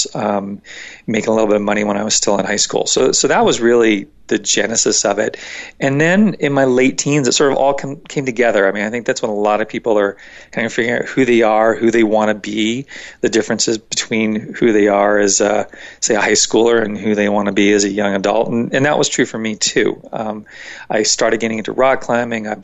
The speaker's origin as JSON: {"language": "English", "region": "Northern Virginia", "country": "United States", "tie": "born or raised there", "said": "I grew up in Northern Virginia"}